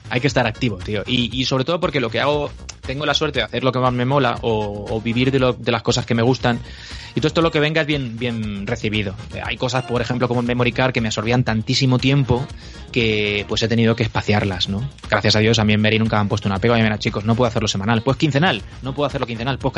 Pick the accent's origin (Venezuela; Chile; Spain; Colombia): Spain; Elche, Valencian Community; now in Madrid, Spain